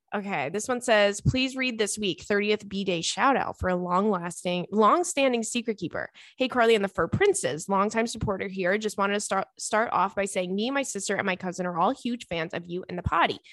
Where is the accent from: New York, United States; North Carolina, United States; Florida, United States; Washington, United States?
New York, United States; I grew up in New York